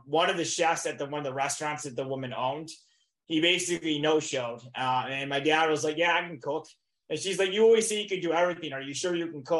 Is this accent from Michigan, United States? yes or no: yes; Michigan, United States; moved away as an adult; I'm originally from Michigan